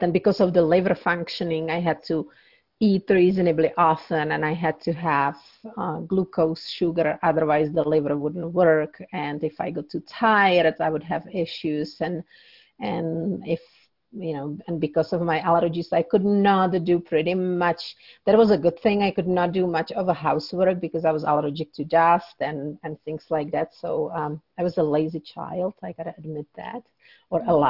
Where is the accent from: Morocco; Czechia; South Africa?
Czechia; moved away; I grew up in Czech Republic